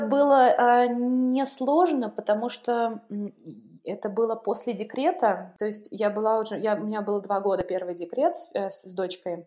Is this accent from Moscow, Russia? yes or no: no; Pushkin, Saint Petersburg, Russia; moved away as an adult; now in Dortmund, Germany; я родилась а, в Питере и, собственно, прожила там 20 лет своей жизни. Я жила не, не в самом в Питере, а в чудесном пригороде, который называется Царское село